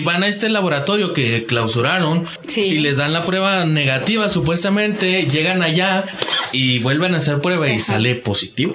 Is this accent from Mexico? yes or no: yes; Mexico; como mexicanos